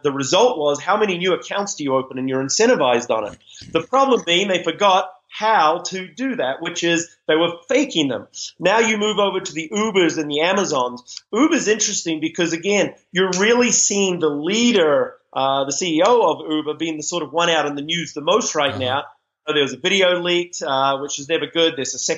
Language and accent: English; New Zealand; accent: Kiwi; It was funny when I first started speaking in the U.S. My Kiwi accent, we tend to speak quite quickly.